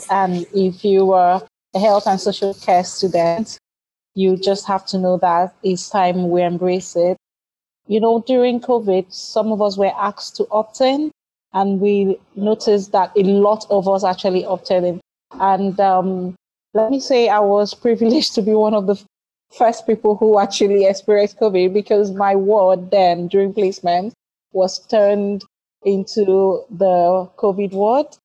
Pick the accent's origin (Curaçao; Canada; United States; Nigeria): Nigeria; now in United Kingdom; I'm a final year MSc adult nursing student, the two year program. I'm from Nigeria. I'm an international student